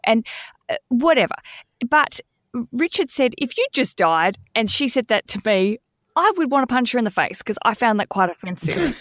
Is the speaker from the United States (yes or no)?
no; Australia; moved away; as an Aussie living overseas